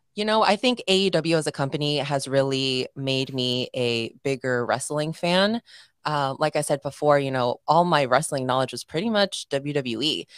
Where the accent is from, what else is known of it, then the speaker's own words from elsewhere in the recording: Chicago, Illinois, United States; I'm from Chicago